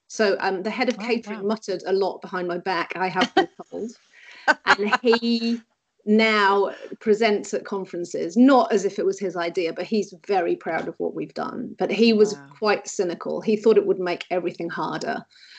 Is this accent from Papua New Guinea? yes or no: no; England, United Kingdom; even the chips are, as in the crisps, I call them because being English